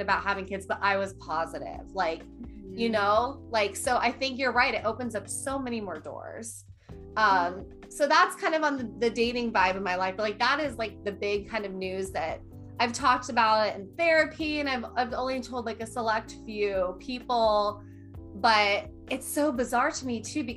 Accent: Midwest, United States; I was raised in a Midwestern lifestyle

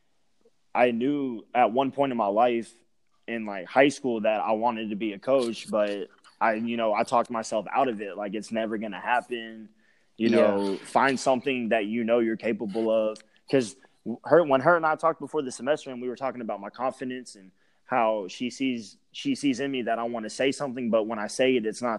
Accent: Lumberton, Texas, United States; moved away; I'm from Lumberton, which is Southeast Texas.

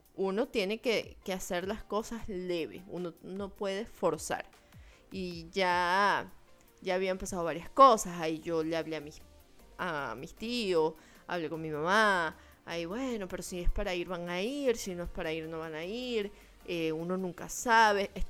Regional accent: Venezuela; moved away; cuando tú hablas que eres venezolano

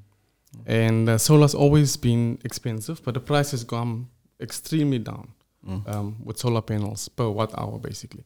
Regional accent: Bloemfontein, Free State, South Africa; moved away as an adult; now in Johannesburg, South Africa; I'm originally from the Free State, Bloemfontein, Heidedal.

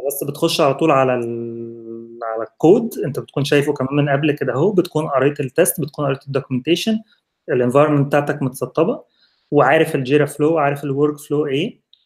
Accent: Egypt; moved away; كواحد مصري

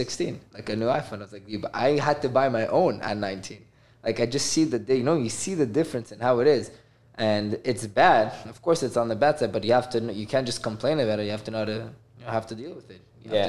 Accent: Miami, Florida, United States; also born or lived in Israel / Toronto, Canada; I grew up in Miami. I moved for a few years to Israel, and then I moved to Canada, Toronto. And then, Baruch Hashem, my family moved here mid-COVID to Miami

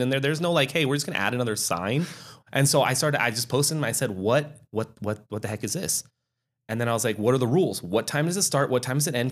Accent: Reno, Nevada, United States; I'm born and raised in Reno, Sparks, Nevada.

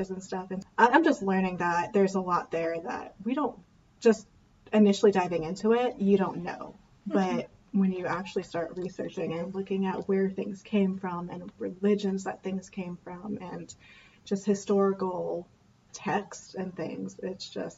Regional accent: Indiana, United States; We're from Indiana

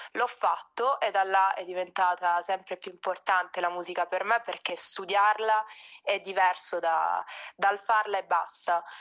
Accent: Altamura, province of Bari, Apulia, Italy; moved away as an adult; now in Rome, Italy; vengo dal Tamura in provincia di Bari. Adesso mi sono trasferita da poco a Roma

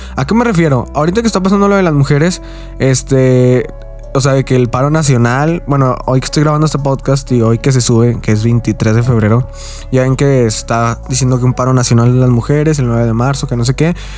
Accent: Mexico; yo soy de aquí de México.

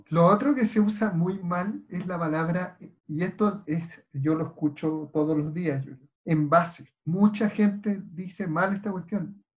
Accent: Chile; los chilenos hablamos muy mala ¿eh? en comparación con nuestros pares latinoamericanos

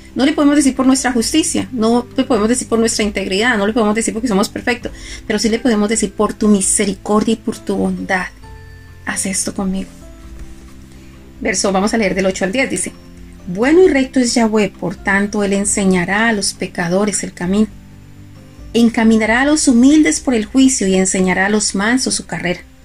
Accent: Colombia; yo soy colombiana

